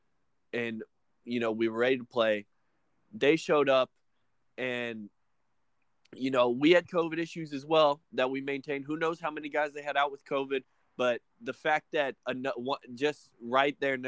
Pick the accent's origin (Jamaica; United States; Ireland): United States; the South; we're from the South